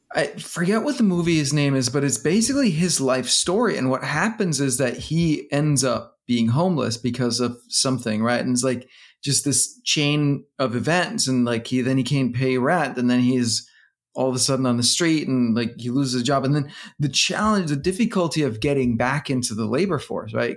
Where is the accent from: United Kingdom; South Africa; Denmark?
Denmark; now in United States; I'm from Denmark